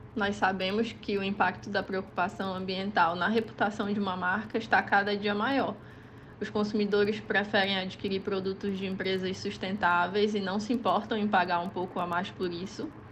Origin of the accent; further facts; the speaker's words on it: Amazon, Brazil; eu nasci e cresci dentro da floresta amazônica